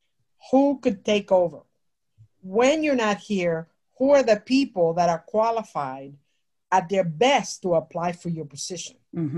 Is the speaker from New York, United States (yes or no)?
no; New Jersey, United States; I'm from Jersey.